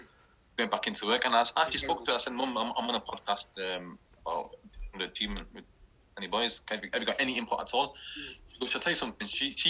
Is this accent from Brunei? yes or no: no; Kashmir, Pakistan; First of all, you and I are Kashmiri, yeah?